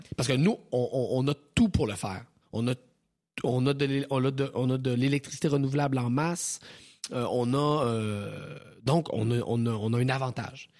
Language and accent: French; Thetford Mines, Quebec, Canada; je viens de la région de Thetford Mines